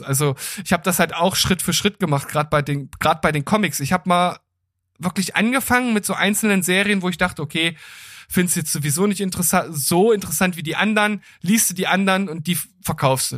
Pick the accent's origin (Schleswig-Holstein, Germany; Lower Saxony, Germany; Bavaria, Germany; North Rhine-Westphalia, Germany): Lower Saxony, Germany; Gifhorn; in meiner Heimatstadt in Gifhorn